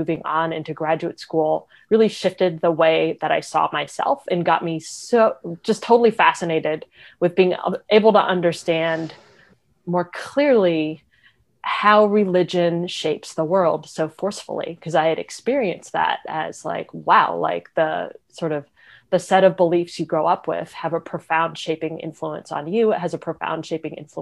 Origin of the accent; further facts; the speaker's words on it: Raleigh, North Carolina, United States; I grew up in Raleigh, North Carolina.